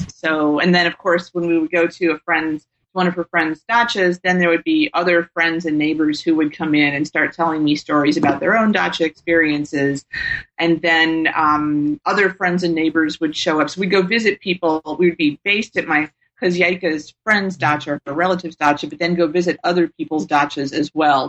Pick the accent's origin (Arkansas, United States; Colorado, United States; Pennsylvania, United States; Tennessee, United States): Tennessee, United States; I grew up in Tennessee and was very fortunate to take a summer program, Governor's School for International Studies